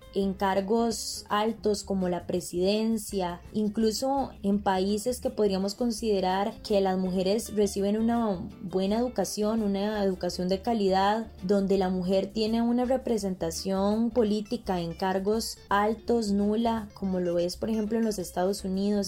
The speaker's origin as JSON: {"language": "Spanish", "town": "Liberia", "region": "Guanacaste", "country": "Costa Rica", "said": "soy de Liberia, Guanacaste"}